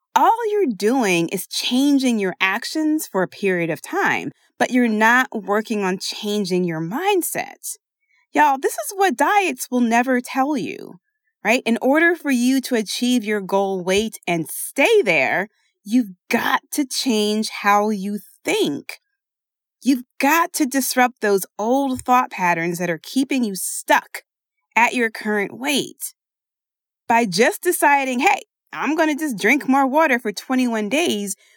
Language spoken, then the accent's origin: English; Philadelphia, Pennsylvania, United States; I say water because I am from Philadelphia, and that is the only way I know how to say it.